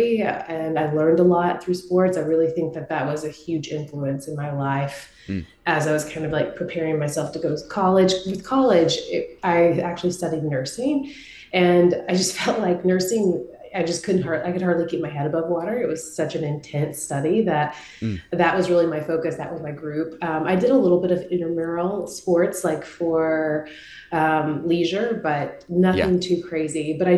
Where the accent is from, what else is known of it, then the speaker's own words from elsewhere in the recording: Marshall-Tyler area, East Texas, United States; I grew up in East Texas in a very, very small town, Marshall-Tyler area, about 2 hours from Dallas.